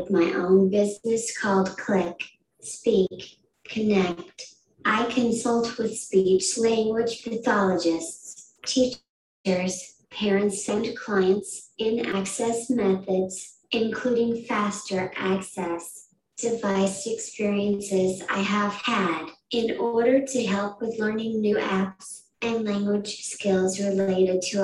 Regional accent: Decatur, Iowa, United States; now in Madison, United States; I'm from Decatur, Iowa

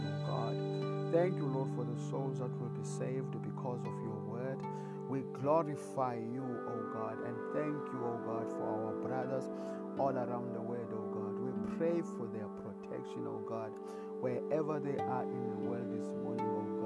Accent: South Africa; I am Latter-day Preacher. I come from South Africa

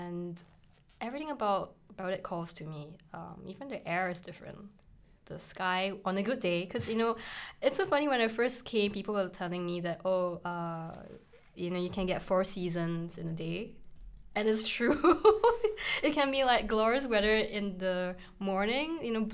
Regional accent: Singapore; now in Edinburgh, United Kingdom; I'm Chinese Singaporean

